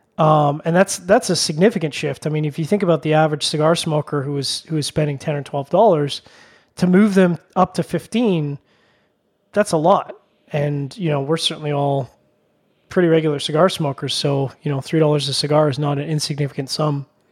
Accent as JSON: {"language": "English", "country": "Canada"}